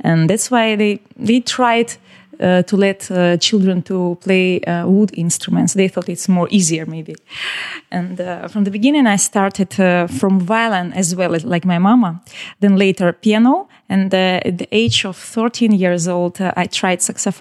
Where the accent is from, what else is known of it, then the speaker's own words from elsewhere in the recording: Odesa, Odesa Oblast, Ukraine; English is a second language; I was born in Odessa. It's the city near the Black Sea. And we have one school for talented children